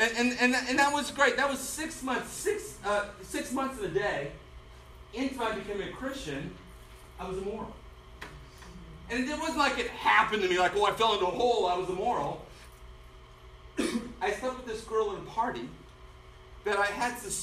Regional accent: Denver, Colorado, United States; I was born and raised in Denver, Colorado, converted there.

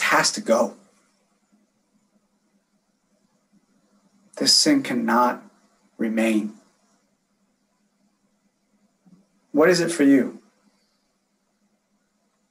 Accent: California, United States; moved away as an adult; also born or lived in San Diego / Long Beach; now in Las Vegas, United States; I grew up, born and raised in California, was there for 34 years

